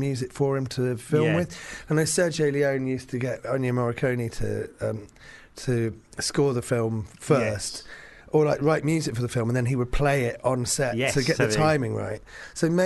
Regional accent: London, United Kingdom; I grew up around Finsbury Park

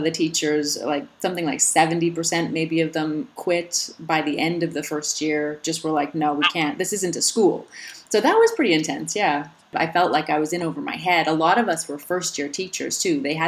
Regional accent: Alberta, Canada; born or raised there; now in Slovenia

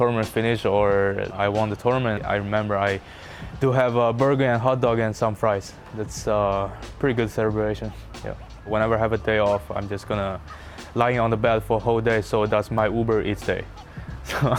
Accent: Hangzhou, Zhejiang, China; now in Florida, United States; from my hometown, Hangzhou

